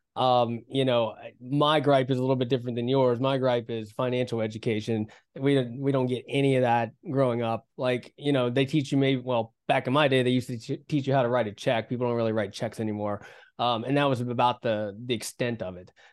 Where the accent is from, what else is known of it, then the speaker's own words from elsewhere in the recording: West Virginia, United States; I, I grew up in West Virginia